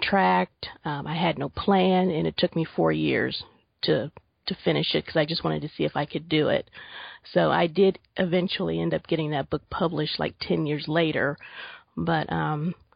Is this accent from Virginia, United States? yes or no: no; Springfield, Ohio, United States; I am from Springfield, Ohio.